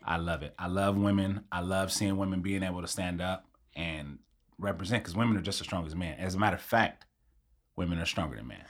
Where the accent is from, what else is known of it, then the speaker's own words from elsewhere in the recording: Long Beach, California, United States; I grew up in Long Beach, born and raised.